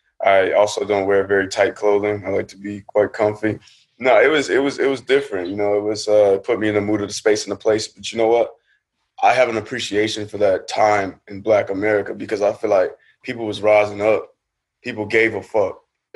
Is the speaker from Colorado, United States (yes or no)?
no; California, United States; I'm from California.